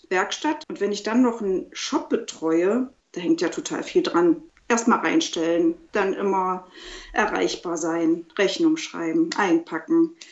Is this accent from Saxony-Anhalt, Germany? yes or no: yes; Quedlinburg, Saxony-Anhalt, Germany; meine erste Ausstellung hier in meiner Heimatstadt Quedlinburg gemacht.